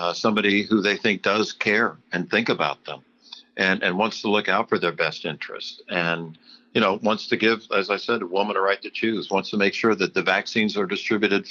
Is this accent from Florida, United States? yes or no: yes; Florida, United States; my hometown